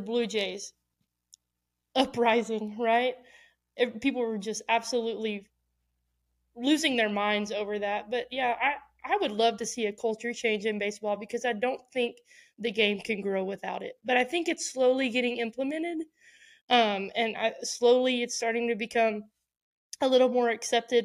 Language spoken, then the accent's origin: English; Houston, Texas, United States; my hometown